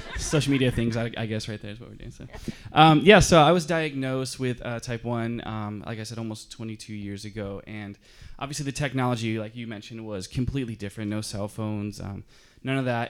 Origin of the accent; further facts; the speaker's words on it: Michigan, United States; now in Southern California, United States; I'm from Michigan, so I'm kind of a country boy a little bit, too